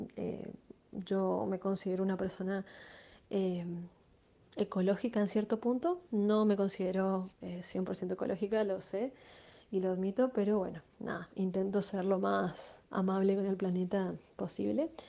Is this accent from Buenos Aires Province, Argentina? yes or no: no; Chaco, Argentina; moved away as an adult; now in Asunción, Paraguay; soy chaqueña, argentina